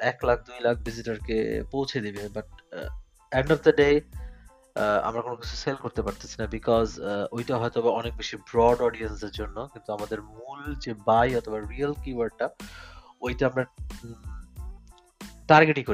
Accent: Bangladesh; now in Germany; আমি একজন বাংলাদেশি জার্মান প্রবাসী

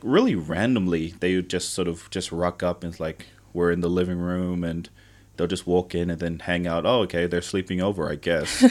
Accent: Tonga; now in New Zealand; I grew up in Tonga, I remember quite vividly spending lots and lots of time with family

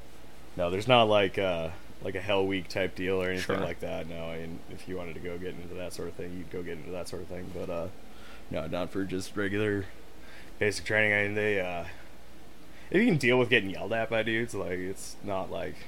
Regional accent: Florida, United States; born there; also born or lived in Canada / Massachusetts / Montana; No. So, I was born in Florida.

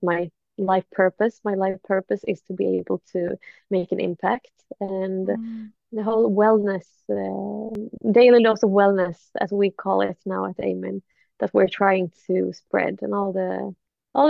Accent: Sweden; I'm from Sweden

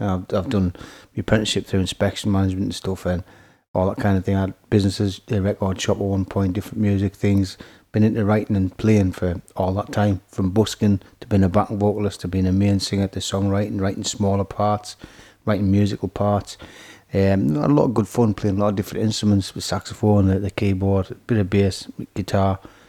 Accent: Scotland, United Kingdom; now in Horden, United Kingdom; I lived in Horden 30 years now. Moved up from Scotland in the early 70s

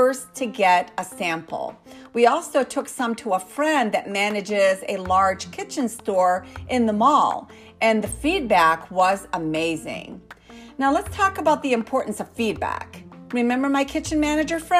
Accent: United States; I am an American inventor

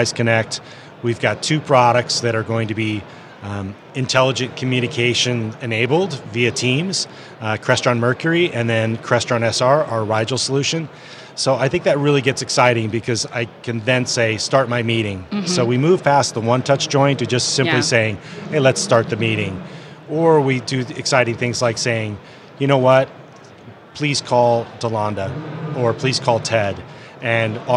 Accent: San Francisco Bay Area, California, United States; I'm from the San Francisco Bay Area

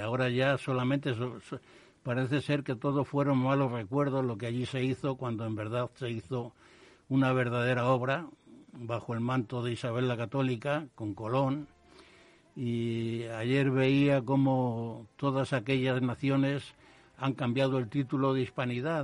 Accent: Madrid, Community of Madrid, Spain; yo nací en Carabanchel

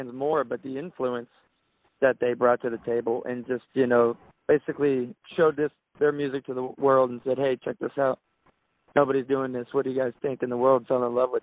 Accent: Daytona Beach, Florida, United States; we went to the same high school

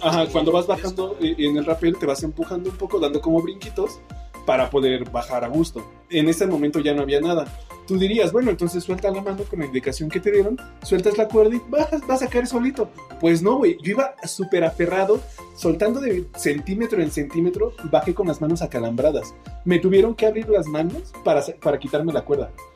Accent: Mexico; somos mexicanos

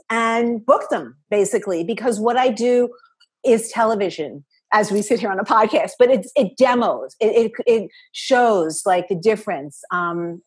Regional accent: New York City, New York, United States; I am from New York City and both my parents were in the garment district.

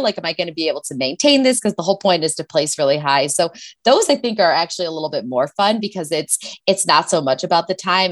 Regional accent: Chicago, Illinois, United States; moved away as an adult; also born or lived in Washington; now in Boulder, United States; I'm from Chicago

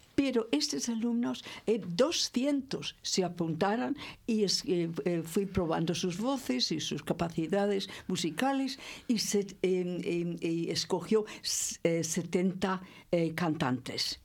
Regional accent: California, United States; also born or lived in Santander / Torre del Mar; now in Spain; soy californiana

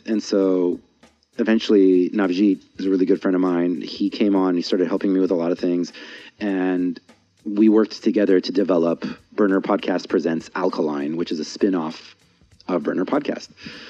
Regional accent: San Diego, California, United States; Because my experience growing up in San Diego is that it's an extremely superficial city.

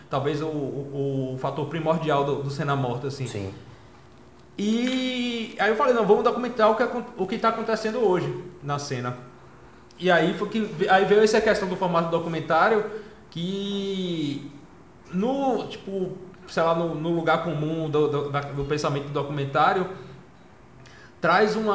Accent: Salvador, Bahia, Brazil; eu sou de Salvador, tem um fanzine aqui

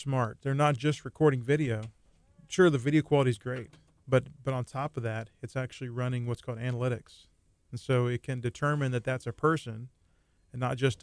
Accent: South Texas, United States; now in Nassau Bay, United States; originally from South Texas, but been living here in the Clear Lake area in Nassau Bay for about 25 years

